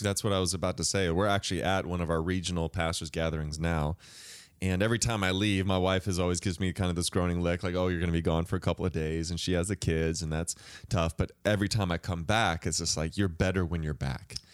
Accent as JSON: {"language": "English", "area": "the Northwest", "region": "Pacific Northwest", "country": "United States", "said": "I'm from the Northwest"}